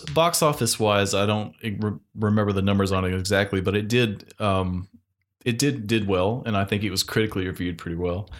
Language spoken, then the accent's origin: English; North Carolina, United States